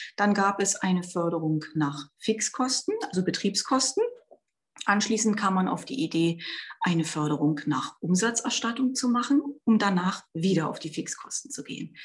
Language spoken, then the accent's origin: German; Brandenburg, Germany; bei uns in Brandenburg